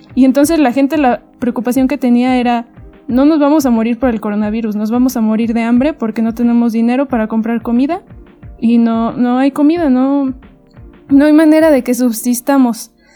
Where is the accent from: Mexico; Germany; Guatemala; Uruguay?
Mexico; los propios mexicanos